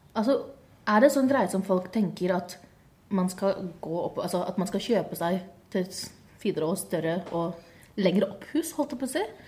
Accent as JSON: {"language": "Norwegian", "town": "Bærum", "region": "Akershus", "country": "Norway", "said": "jeg er fra Bærum"}